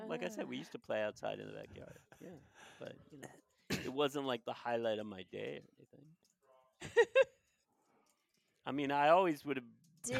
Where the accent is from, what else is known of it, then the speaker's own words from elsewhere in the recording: Wheaton, Maryland, United States; Just around here in Wheaton, which is the next like little area over from Silver Spring.